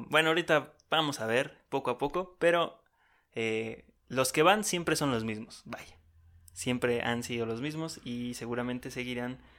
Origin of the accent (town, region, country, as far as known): Mexico